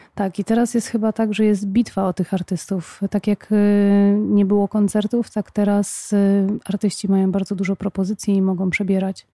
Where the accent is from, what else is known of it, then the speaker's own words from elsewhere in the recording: Poznań, Greater Poland, Poland; u nas w Poznaniu